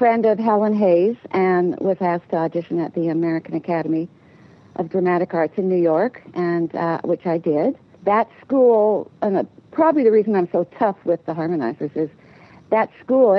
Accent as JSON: {"language": "English", "country": "Canada", "tie": "born or raised there", "said": "I was born in Canada"}